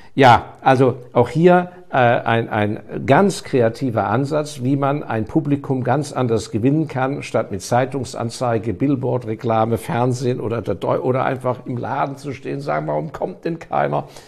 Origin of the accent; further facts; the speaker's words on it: Germany; ich bin Deutscher